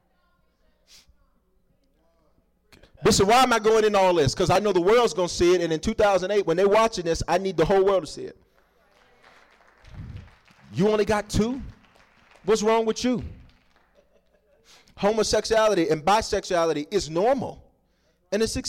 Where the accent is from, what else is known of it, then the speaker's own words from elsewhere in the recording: the South, United States; I grew up in the South